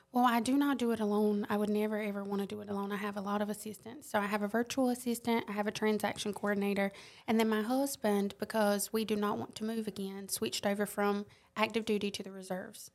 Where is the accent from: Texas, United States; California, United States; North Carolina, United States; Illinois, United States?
North Carolina, United States; Robeson County, southeastern; accent: Lumbee; moved away as an adult; now in Columbia, United States; I'm from North Carolina, southeastern North Carolina, Robeson County